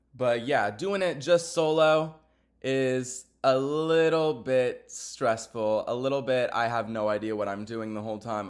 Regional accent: Texas, United States; I'm a Texan, y'all. I'm not used to the cold like that.

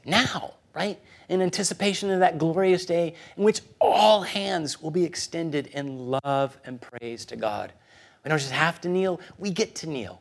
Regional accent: Guatemala City, Guatemala Department, Guatemala; moved away; I was born in Guatemala City.

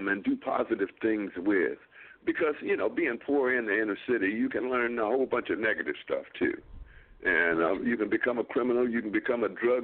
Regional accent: Grand Rapids, Michigan, United States; moved away as an adult; also born or lived in Akron, Ohio; I was born and raised in Grand Rapids, Michigan.

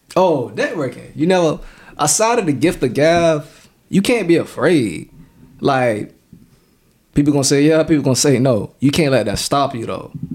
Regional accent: Savannah, Georgia, United States; born or raised there; also born or lived in New York City

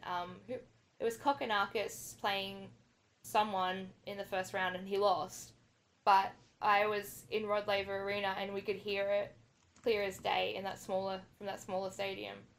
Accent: New South Wales, Australia; now in Melbourne, Australia; I'm originally from New South Wales

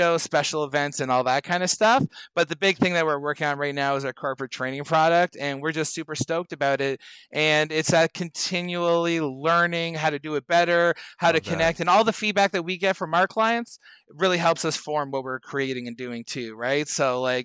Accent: Canada; I'm a Canadian

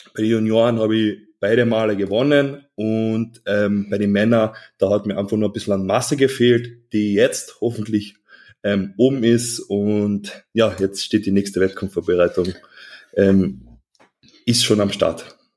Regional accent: Klagenfurt, Carinthia, Austria; Ich komme aus Klagenfurt. Das ist südlich von Österreich, also ganz im Süden, wirklich sehr nah zur Grenze Italien

